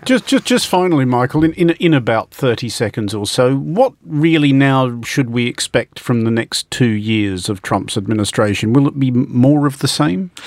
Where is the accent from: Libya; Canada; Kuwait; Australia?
Australia; as an Australian